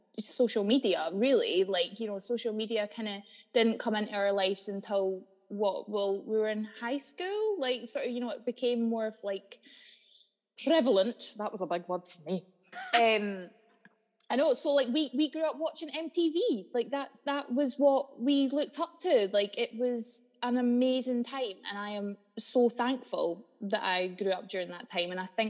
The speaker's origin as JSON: {"language": "English", "town": "Dalkeith", "region": "Scotland", "country": "United Kingdom", "tie": "born or raised there", "said": "I am from a place called Dalkeith, just outside of Edinburgh, specifically Woodburn, which is a little council estate just outside of Dalkeith."}